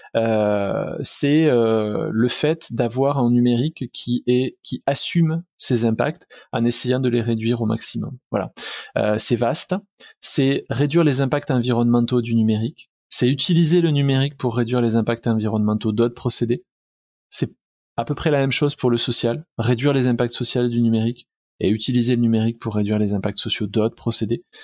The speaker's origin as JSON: {"language": "French", "region": "southern France", "country": "France", "accent": "southern", "said": "mon accent du sud"}